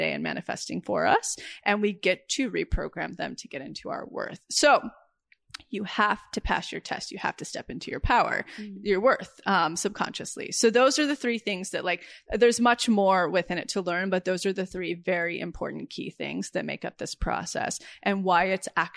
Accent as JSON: {"language": "English", "area": "right outside of Yosemite", "region": "California", "country": "United States", "tie": "born or raised there", "moved": "yes", "said": "I grew up right outside of Yosemite on a ranch with my cowboy 18-year-old dad"}